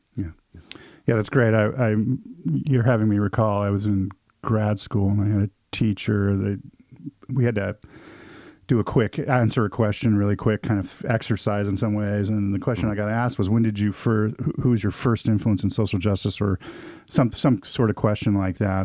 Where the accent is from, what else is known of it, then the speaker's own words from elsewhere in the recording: Southern California, United States; I grew up in the Southern California punk scene